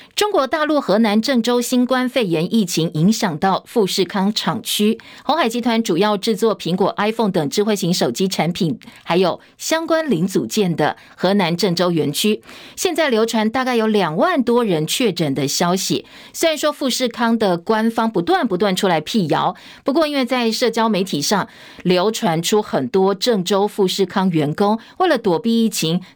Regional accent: Longtan, Taoyuan, Taiwan; 桃园的龙潭，好，我的故乡啊

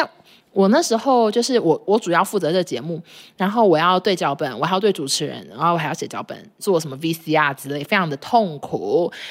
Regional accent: Taichung, Taiwan; 白衣男说：哼，我台中人呢。我说我也是啊。

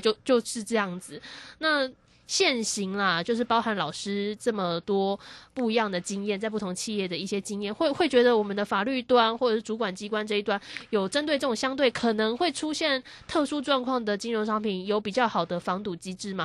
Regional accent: Taiwan; 我们台湾人很爱买的那些

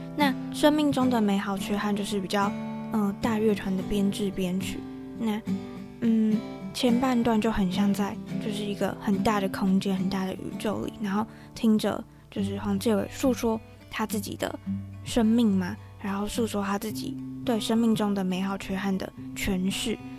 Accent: Tainan, Taiwan; 因为我们都是台南人，就我跟 Rebecca 都是台南人

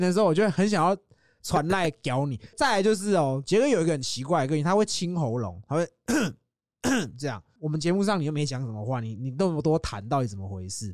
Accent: Yonghe, New Taipei, Taiwan; 我是永和人，嗯。我是土生土长的永和

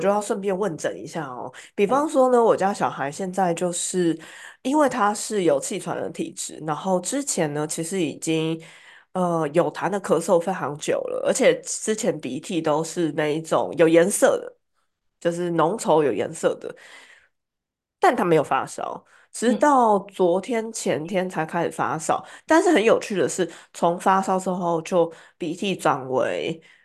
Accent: Taiwan; 中医药会是我们台湾人从小相当的熟悉的一环

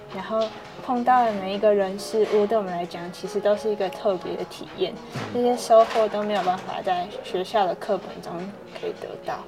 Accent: Hualien County, Taiwan; 我们在花莲成长

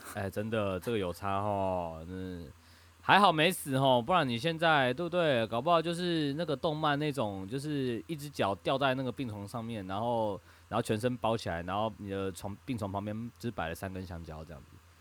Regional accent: Taipei, Taiwan; 我台北人嘛

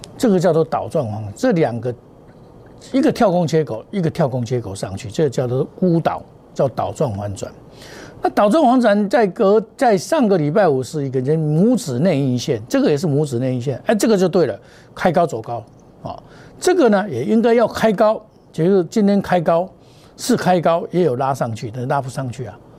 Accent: Taiwan; 我是真正的台湾人

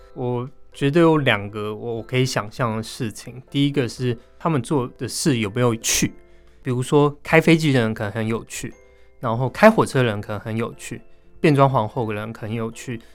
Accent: Taipei, Taiwan; 我自己算在北投长大

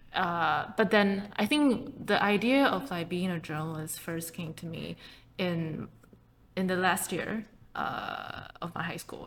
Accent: Taipei, Taiwan; English is a second language; I started just like you know a lot of kids in Taipei. I started learning English when I was in kindergarten

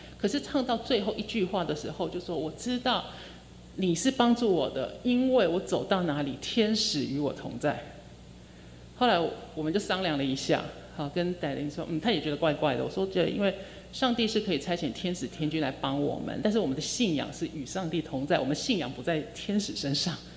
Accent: southern Taiwan, Taiwan; 因为我是南部的人

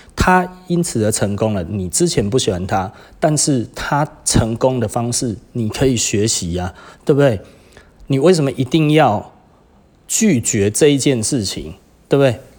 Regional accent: Taiwan; 我们台湾人

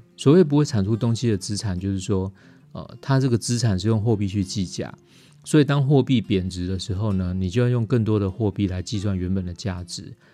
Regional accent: Taiwan; 我们台湾话

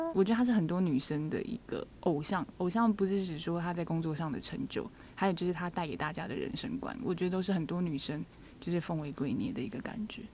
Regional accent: Kaohsiung, Taiwan; now in Taipei, Taiwan; 那我就是高雄的金泰妍

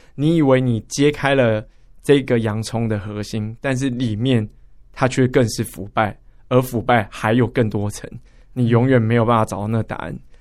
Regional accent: Taipei, Taiwan; 我们台北人，北部人

